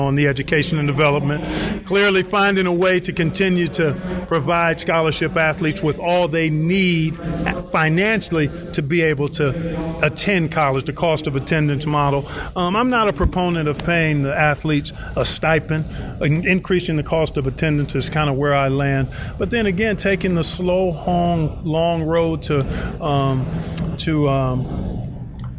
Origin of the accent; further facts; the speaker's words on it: Cleveland, Ohio, United States; also born or lived in Indiana; Grew up in Cleveland, Ohio